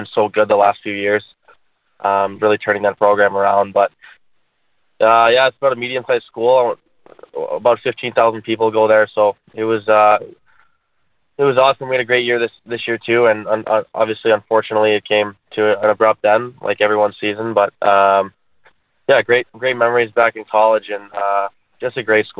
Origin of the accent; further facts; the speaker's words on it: Chicago, Illinois, United States; growing up in Chicago here